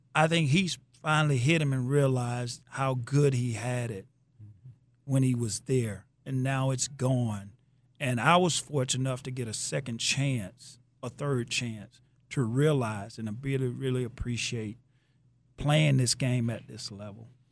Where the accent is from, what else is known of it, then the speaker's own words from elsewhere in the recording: Athens, Georgia, United States; moved away; came down to Athens, my hometown